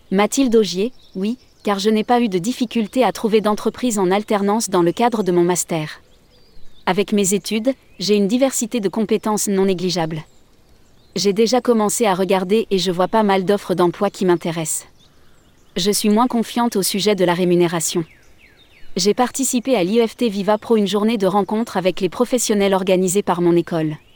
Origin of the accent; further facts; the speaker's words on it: Auvergne-Rhône-Alpes, France; Je recherchais une entreprise touristique en lien avec la montagne, car je suis originaire de Savoie.